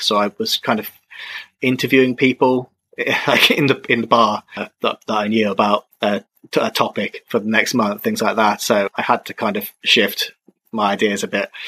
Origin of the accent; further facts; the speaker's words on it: England, United Kingdom; moved away as an adult; also born or lived in Czech Republic / China; Now I've moved back to my home country